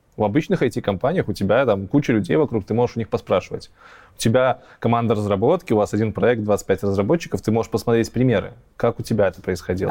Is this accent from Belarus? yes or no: yes; Belarus; я белорус